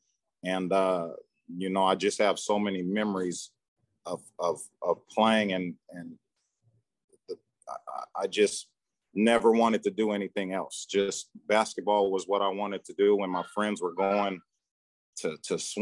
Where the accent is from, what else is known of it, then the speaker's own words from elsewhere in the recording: Sacramento, California, United States; moved away as an adult; now in Charlotte, United States; Born and raised in Sacramento, California. So I'm a Cali guy